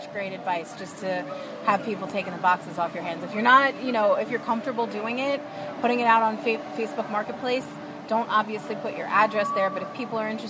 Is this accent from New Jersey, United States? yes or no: no; New York, United States; moved away; someone born and raised in New York